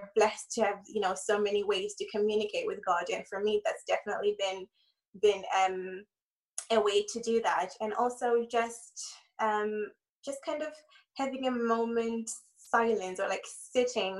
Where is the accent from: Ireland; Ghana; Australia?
Ireland; moved away; I grew up in Ireland, so most of my family are in Ireland